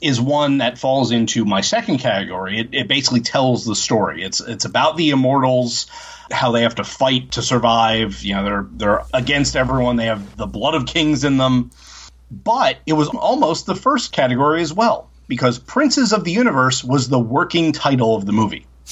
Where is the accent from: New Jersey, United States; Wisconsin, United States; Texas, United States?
New Jersey, United States; I'm from New Jersey. And if you're in New Jersey, you hear two things a lot